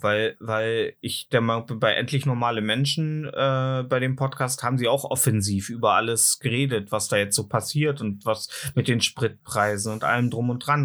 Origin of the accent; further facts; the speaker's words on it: Germany; bei uns in Deutschland